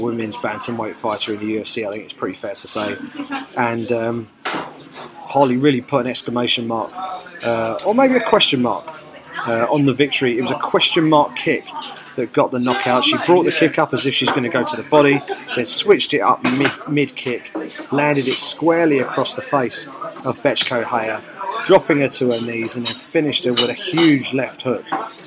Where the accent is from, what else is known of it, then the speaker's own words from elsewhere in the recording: South East England, United Kingdom; I'm a British mixed martial arts journalist from here in the southeast of England